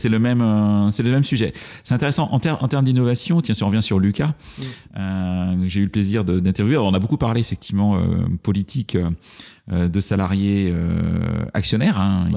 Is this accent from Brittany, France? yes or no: yes; Brittany, France; je suis breton